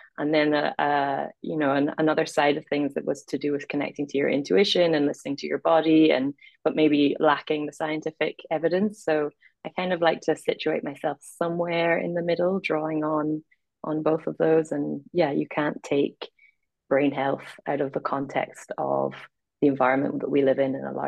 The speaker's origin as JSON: {"language": "English", "country": "Ireland", "tie": "born or raised there", "also_born_or_lived": "Scotland / Middle East", "accent": "mid-Atlantic", "said": "It's a mid-Atlantic accent. I was born in Scotland, and then I spent my first 10 years living in the Middle East, and I went to an international school, so that was just a weird foundation. And then I'm from Ireland."}